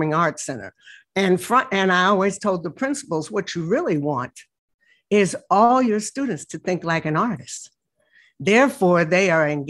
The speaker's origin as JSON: {"language": "English", "town": "Chicago", "region": "Illinois", "country": "United States", "said": "I'm a Chicagoan"}